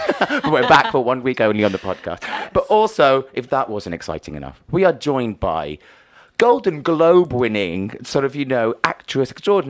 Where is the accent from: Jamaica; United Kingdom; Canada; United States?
United Kingdom; Wales; As a Welsh person